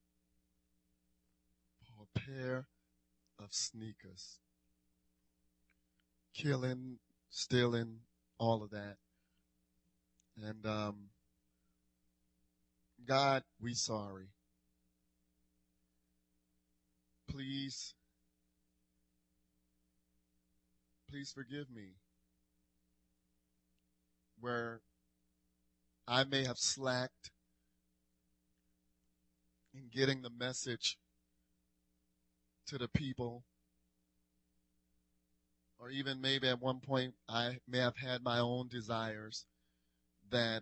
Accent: New Orleans, Louisiana, United States; growing up in New Orleans, born and raised.

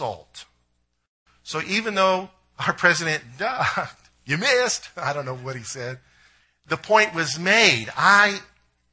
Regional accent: United States; as American Christians

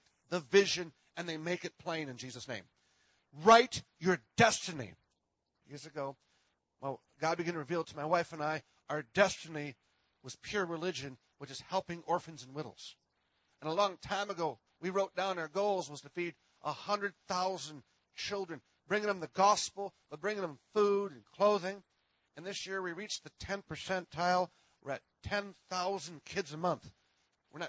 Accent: Minnesota, United States; I am from Minnesota.

